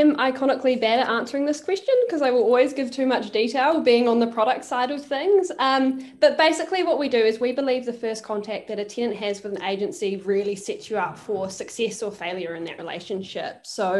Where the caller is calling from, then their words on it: Auckland, New Zealand; I am joining from Auckland in New Zealand.